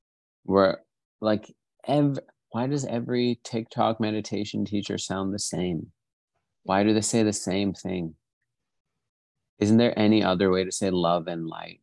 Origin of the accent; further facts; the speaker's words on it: Pakistan; I'm Pakistani